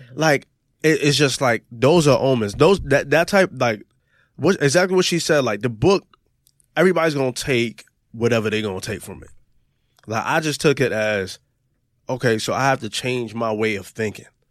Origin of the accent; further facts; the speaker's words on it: New York, United States; this kid from New York